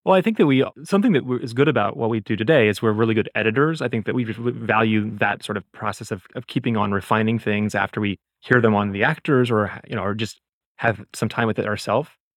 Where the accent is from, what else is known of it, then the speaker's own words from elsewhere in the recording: Mobile, Alabama, United States; now in New York City, United States; I am originally from Mobile, Alabama. I live in New York City now